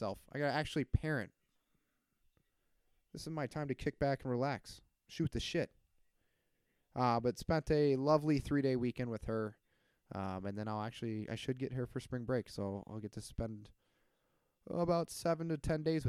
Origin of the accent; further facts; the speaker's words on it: Iowa, United States; my hometown heroes from Iowa